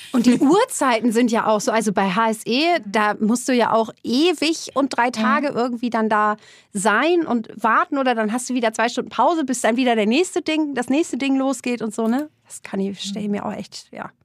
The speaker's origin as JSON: {"language": "German", "country": "Germany", "said": "ich komme aus der Nähe von Hamburg"}